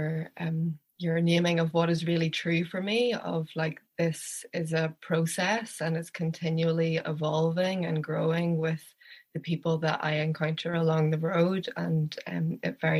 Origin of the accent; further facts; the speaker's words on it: Belfast, Northern Ireland, United Kingdom; now in Donegal, Ireland; I am originally from Belfast in the north of Ireland